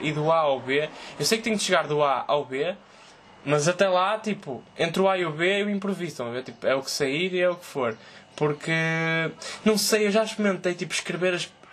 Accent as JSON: {"language": "Portuguese", "country": "Portugal", "said": "Eu sou português."}